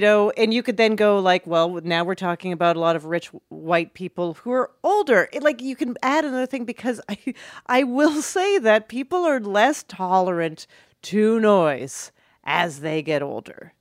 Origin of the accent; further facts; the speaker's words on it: Calgary, Alberta, Canada; Jewish Israeli family and growing up in Calgary